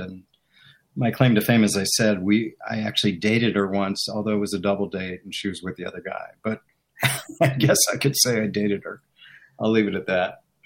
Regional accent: Chevy Chase, Maryland, United States; moved away as an adult; also born or lived in Washington, District of Columbia, United States; now in Philadelphia, United States; I grew up in Maryland, Chevy Chase, Maryland, right outside the city. But when we were in high school, we actually moved to the city

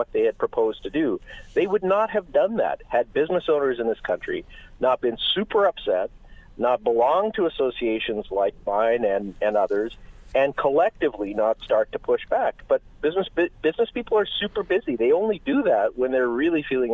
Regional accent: Manitoba, Canada; also born or lived in Alberta; now in Ontario, Canada; I grew up in Manitoba, then in Alberta, finally moving to Ontario

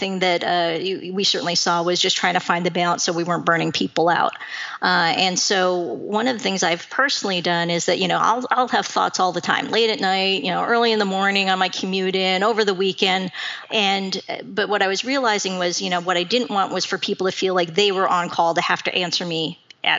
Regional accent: Seattle, Washington, United States; I was born and raised in Seattle

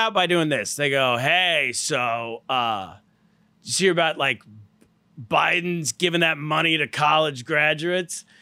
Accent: California, United States; I'm from California.

